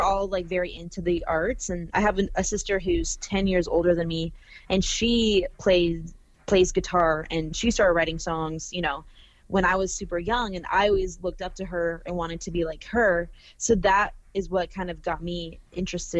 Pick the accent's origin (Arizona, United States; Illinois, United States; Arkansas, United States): Arizona, United States; now in Los Angeles, United States; I'm from Arizona and then I've been